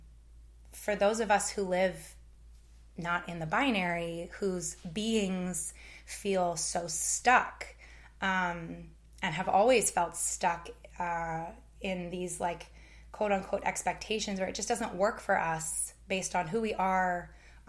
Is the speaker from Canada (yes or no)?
yes; Canada; moved away as an adult; now in United States; my lived experience growing up in Canada